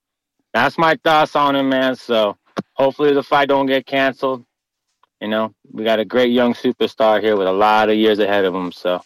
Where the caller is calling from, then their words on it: Tucson, Arizona, United States; From Tucson, Arizona, man. Way out in the southwest out here, man.